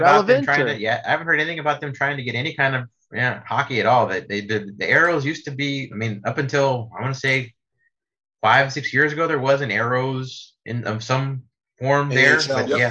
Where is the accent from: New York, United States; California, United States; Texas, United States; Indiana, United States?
Texas, United States; San Antonio; I'm a lifelong San Antonian